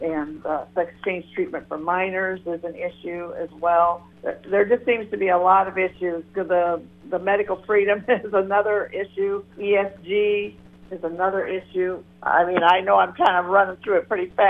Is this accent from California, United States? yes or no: no; Janesville, Iowa, United States; I am from Janesville